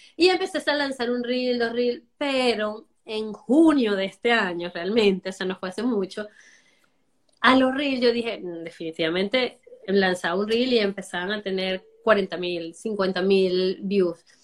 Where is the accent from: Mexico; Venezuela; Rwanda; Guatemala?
Venezuela; moved away as an adult; now in Miami, United States; Soy venezolana. Ya tengo, voy para los ocho años aquí